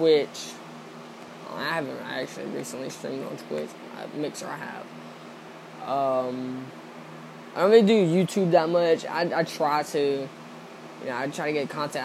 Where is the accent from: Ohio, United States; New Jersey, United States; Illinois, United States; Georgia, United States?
Georgia, United States; I'm from Georgia